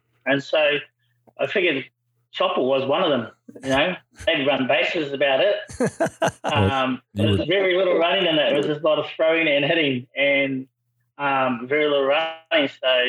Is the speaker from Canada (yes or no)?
no; New Zealand; moved away as an adult; also born or lived in Ashland, Ohio; Grow up in New Zealand.